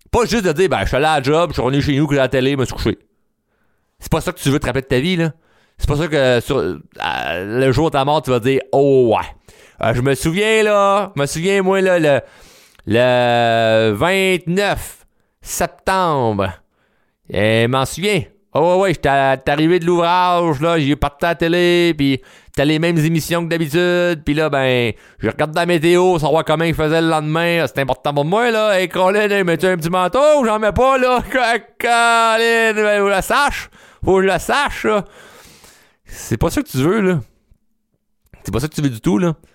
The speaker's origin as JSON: {"language": "French", "town": "Repentigny", "region": "Quebec", "country": "Canada", "tie": "born or raised there", "said": "ben moi, je suis né à Rapantini. Euh, j'étais allé à l'école à Repentigny, rencontré ma femme à Repentigny"}